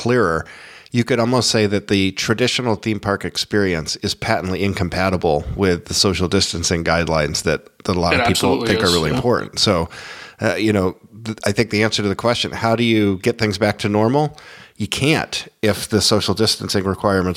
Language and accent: English; Florida, United States; I grew up in Florida